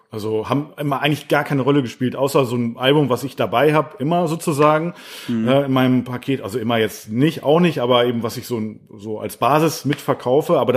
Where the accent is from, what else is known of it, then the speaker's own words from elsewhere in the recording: the North, Northern Germany, Germany; bei uns im Norden